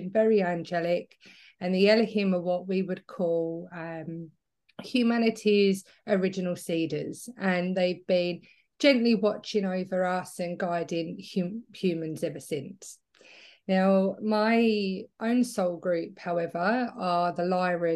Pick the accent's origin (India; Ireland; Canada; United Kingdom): United Kingdom; England; moved away as an adult; now in Australia; I'm originally from England, but I moved to Australia 10 years ago now. So I feel like I'm getting a bit of an Aussie twang